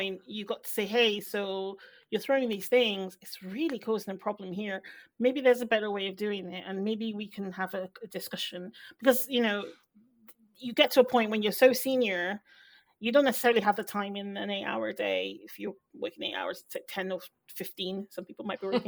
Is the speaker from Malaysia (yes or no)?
no; Nigeria; I'm Nigerian